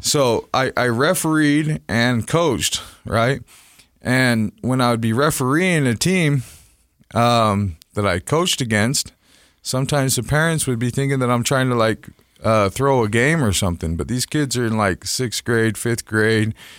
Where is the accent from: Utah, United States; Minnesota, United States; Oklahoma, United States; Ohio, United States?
Utah, United States; Salt Lake City; I grew up here in Salt Lake City